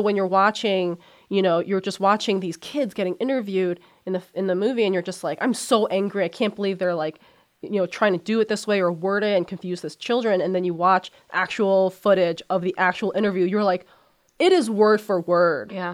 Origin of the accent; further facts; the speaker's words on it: United States; also born or lived in China; Even though I was born in China, I grew up in America, mm-hmm. so I'm pretty much American